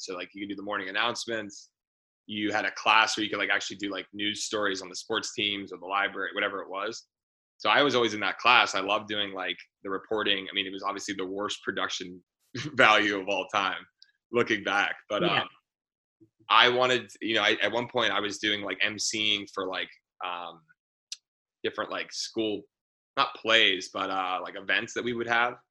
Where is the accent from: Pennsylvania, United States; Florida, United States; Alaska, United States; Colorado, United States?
Pennsylvania, United States; Pittsburgh; moved away as an adult; also born or lived in Chicago, Illinois / Syracuse, New York / Los Angeles, California; Our family moved to Pittsburgh